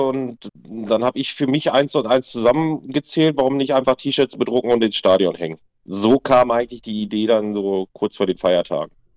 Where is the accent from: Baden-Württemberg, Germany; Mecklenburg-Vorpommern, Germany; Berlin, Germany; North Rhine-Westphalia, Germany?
North Rhine-Westphalia, Germany; Waltrop; wir kommen ja aus Waltrop direkt neben Lüdenscheid